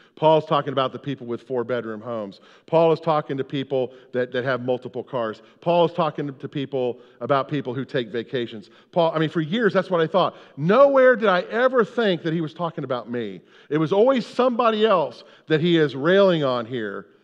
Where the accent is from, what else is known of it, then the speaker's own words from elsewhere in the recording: United States; we're from America